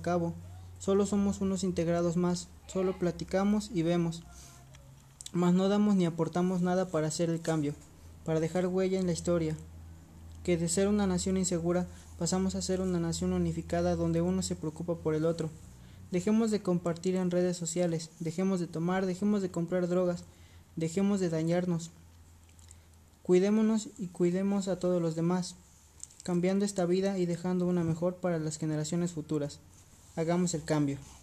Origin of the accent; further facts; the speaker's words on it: Mexico; Como mexicanos